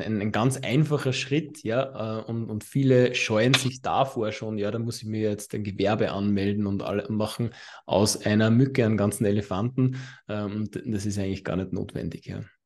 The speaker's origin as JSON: {"language": "German", "country": "Austria", "said": "bei uns in Österreich"}